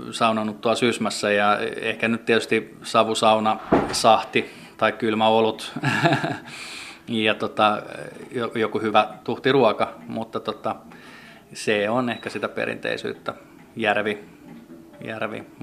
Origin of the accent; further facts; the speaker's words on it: Finland; me ollaan kasvettu kai täällä Suomessa niin jotenkin siihen koivun tuoksuun